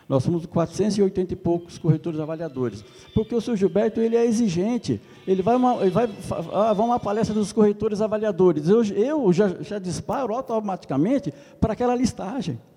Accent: São Paulo, Brazil; Eu sou da região de Jundiaí.

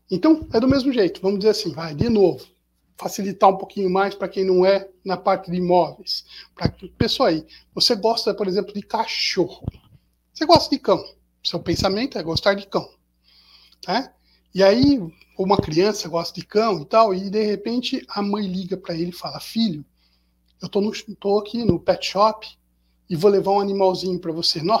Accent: Pindamonhangaba, São Paulo, Brazil; eu sou do interior, sou daqui de Pindamonhangaba, e eu vou pegar o carro e vou para São Paulo.

